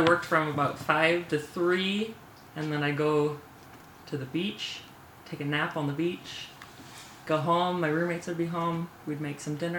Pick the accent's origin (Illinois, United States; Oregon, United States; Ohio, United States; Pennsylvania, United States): Oregon, United States; Newberg; moved away as an adult; also born or lived in Bozeman, Montana / San Diego, California; I am from Oregon. Grew up in Newburgh. It's in the Willamette Valley. And then I came to Montana State for college and moved around a little bit after that and ended up here with you.